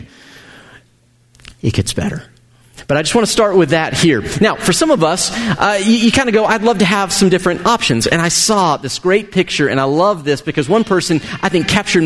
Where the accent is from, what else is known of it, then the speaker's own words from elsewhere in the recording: United States; as an American